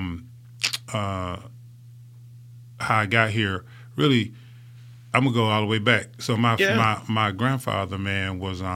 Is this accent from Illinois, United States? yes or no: no; Bessemer, Alabama, United States; I was a product of the Jefferson County school system, even though I was from Bessemer